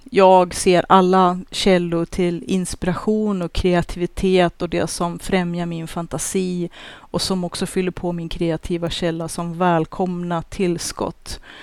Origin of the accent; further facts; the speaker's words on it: Sweden; vi svenskar